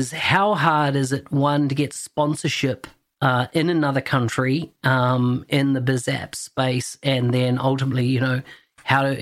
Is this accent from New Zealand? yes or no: yes; New Zealand; New Zealand, so my home country